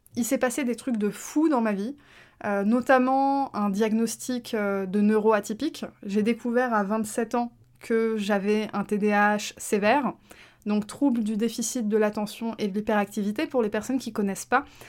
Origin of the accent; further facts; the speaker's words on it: France; first language French; je suis née en France